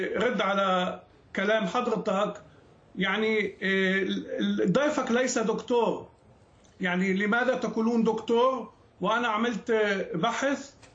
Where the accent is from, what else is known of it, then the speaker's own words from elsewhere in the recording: Lebanon; now in Israel; أنا كيهودي ولدت في لبنان